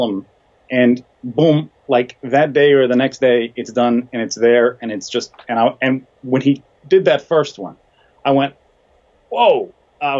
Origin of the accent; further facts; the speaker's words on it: Boston, Massachusetts, United States; I grew up in Boston